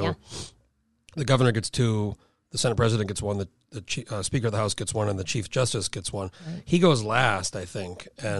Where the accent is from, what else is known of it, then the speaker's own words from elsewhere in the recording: New Mexico, United States; moved away; I grew up in New Mexico, but we went back all the time to Chicago.